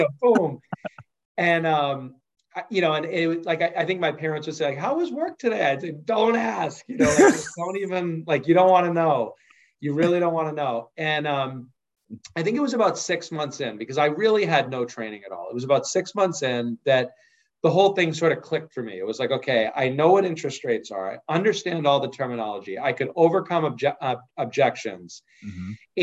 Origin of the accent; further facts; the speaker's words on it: Wenham, Massachusetts, United States; I grew up on the North Shore, a small place called Wenham, Massachusetts.